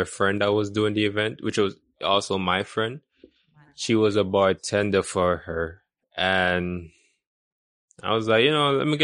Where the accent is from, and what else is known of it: Portmore, Jamaica; born or raised there; also born or lived in Kingston, Jamaica